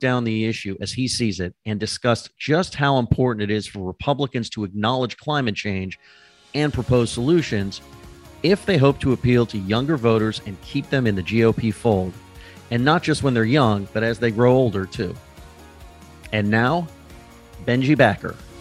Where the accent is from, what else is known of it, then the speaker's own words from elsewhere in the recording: Southern California, United States; I grew up in Southern California. Um, I grew up at the beach.